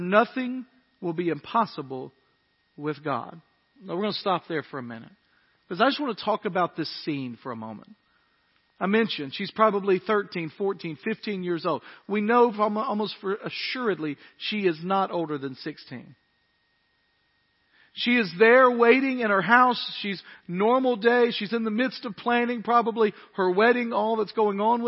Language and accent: English; near Rowellen, Tennessee, United States; also born or lived in Dyersburg, Tennessee; I grew up just outside of Rowellen, Tennessee